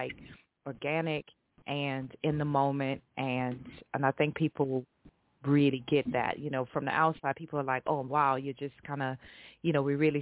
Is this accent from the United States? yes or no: yes; New Orleans, Louisiana, United States; moved away as an adult; now in London, United Kingdom; I'm a NOLA girl. Like I'm straight up from New Orleans